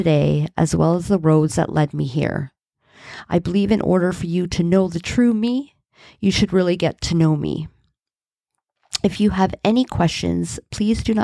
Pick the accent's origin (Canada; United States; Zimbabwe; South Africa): Canada; Hamilton, Ontario; I was born and raised in Hamilton, Ontario